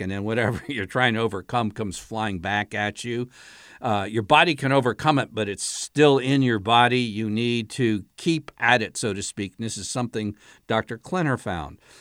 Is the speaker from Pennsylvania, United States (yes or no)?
yes; Allentown, Pennsylvania, United States; I was a real little guy, uh, growing up in Allentown, Pennsylvania.